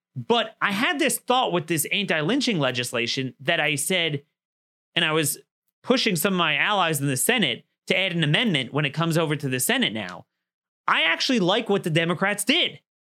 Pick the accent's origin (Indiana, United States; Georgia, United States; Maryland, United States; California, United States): Maryland, United States; my home state in Frederick, Maryland